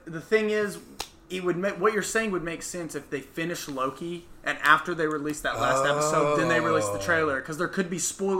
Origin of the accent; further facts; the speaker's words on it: Conway, Arkansas, United States; I think we said in the first episode we're from Conway.